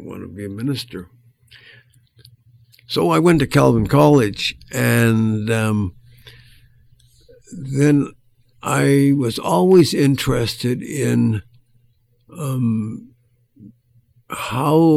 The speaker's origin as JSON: {"language": "English", "town": "Edmonton", "region": "Alberta", "country": "Canada", "tie": "born or raised there", "said": "I grew up in Edmonton in a Christian Reformed setting"}